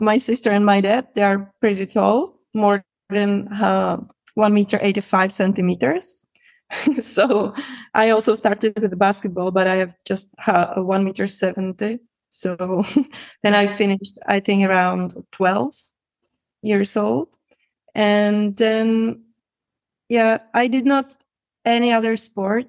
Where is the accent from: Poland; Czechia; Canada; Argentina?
Czechia; Prague; English is a second language; I'm from Czech Republic, from Prague. I was born there, and actually I lived there my whole life.